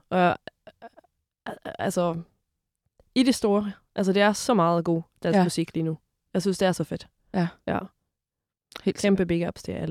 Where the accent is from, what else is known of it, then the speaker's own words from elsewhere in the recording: Sweden; now in Denmark; jeg er fra Sverige.